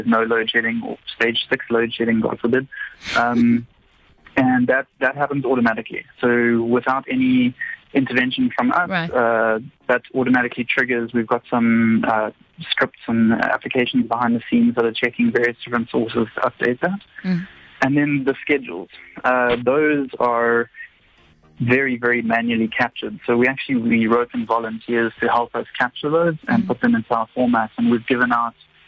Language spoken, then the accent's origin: English; South Africa; South African